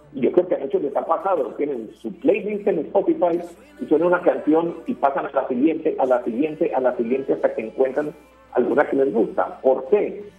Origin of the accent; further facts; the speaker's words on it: Medellín, Antioquia, Colombia; moved away as an adult; now in Mexico; una emisora cultural de Medellín, de mi ciudad natal. Yo estoy viviendo en México